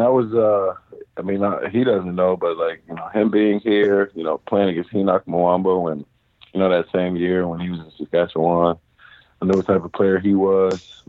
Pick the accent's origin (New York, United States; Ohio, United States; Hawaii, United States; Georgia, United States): Ohio, United States; Cincinnati; I grew up in Cincinnati, Ohio